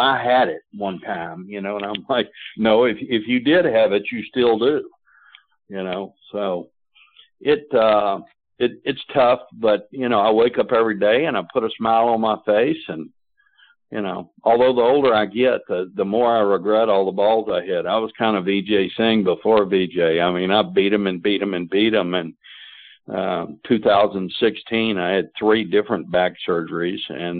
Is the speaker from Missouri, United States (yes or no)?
no; Atlanta, Georgia, United States; my home state